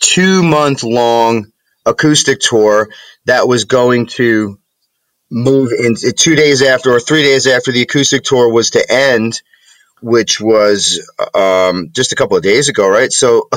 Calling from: Preston Hollow, New York, United States; I'm in rural New York State. I'm in a very, very small town in central New York called Preston Hollow.

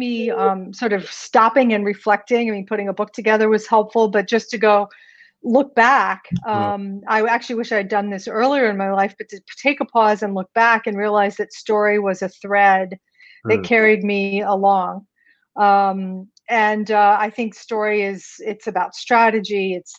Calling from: New York City, New York, United States; I'm tuning in from New York City.

